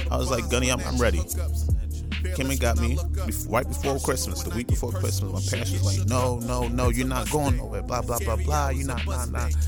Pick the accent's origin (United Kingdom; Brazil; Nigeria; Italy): Nigeria; I'm Nigerian, like they don't really big up joining the military